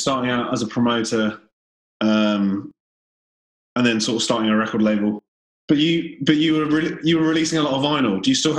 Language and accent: English; Guernsey; moved away; I was from Guernsey, so it was not too dissimilar in terms of there wasn't much live music.